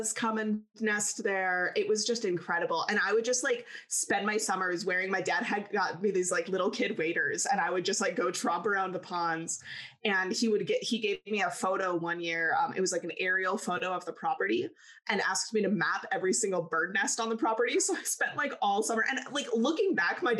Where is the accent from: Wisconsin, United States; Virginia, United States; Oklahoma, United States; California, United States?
Wisconsin, United States; also born or lived in Colorado; So born in Colorado, raised in Wisconsin.